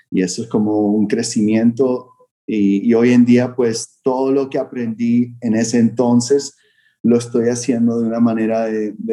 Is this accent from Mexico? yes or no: no; Vancouver, British Columbia, Canada; moved away as an adult; now in Miami, United States; fue cuando me mudé a estudiar college aquí a Miami. Vine de Vancouver a Miami y era como mi segundo año de universidad